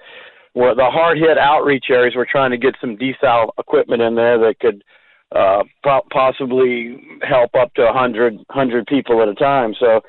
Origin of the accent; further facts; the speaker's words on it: Gainesville, United States; Gainesville. Hey, we're crackers.